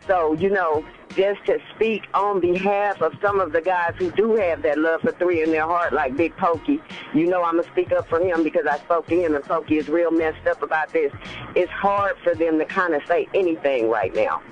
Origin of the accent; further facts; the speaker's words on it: West Coast, United States; I'm from the West Coast